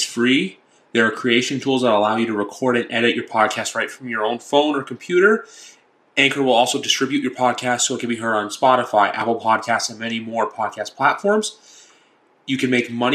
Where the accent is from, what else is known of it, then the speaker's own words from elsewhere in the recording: Canada; we're Canadian